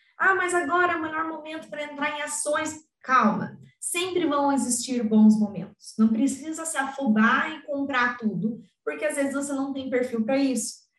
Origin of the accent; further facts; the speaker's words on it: Curitiba, Paraná, Brazil; eu sou de Curit do Paraná, Curitiba